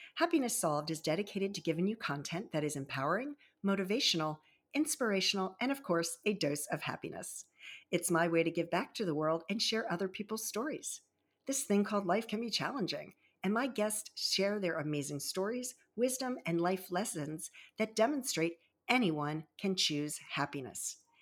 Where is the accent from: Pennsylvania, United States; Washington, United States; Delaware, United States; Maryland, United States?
Maryland, United States; Baltimore and Annapolis area; also born or lived in Virginia Beach, Virginia; I was born in Virginia Beach and raised in the Baltimore and Annapolis area